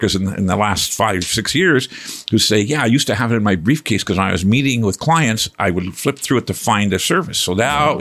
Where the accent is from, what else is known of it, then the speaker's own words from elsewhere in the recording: Val-d'Or, Quebec, Canada; moved away as an adult; also born or lived in New Liskeard, Ontario; now in Ottawa, Canada; born and raised in Val-d'Or, Quebec, a gold mining town